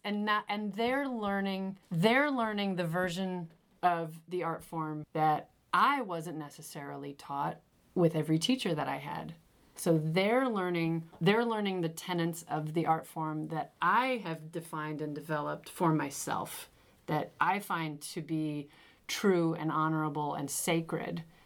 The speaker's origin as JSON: {"language": "English", "town": "Moline", "region": "Illinois", "country": "United States", "moved": "yes", "said": "I'm from Moline, Illinois"}